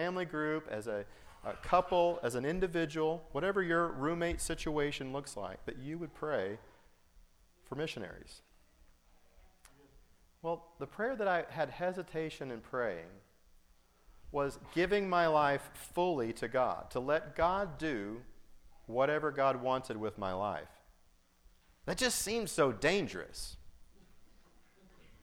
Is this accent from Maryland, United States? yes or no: no; Colorado, United States; also born or lived in Altus, Oklahoma; I was born in Colorado on my parents' first mission, and I was raised later, middle school and high school, in Colorado